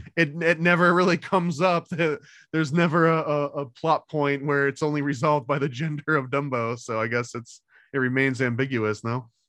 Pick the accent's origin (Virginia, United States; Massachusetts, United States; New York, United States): New York, United States; I also was growing up in New York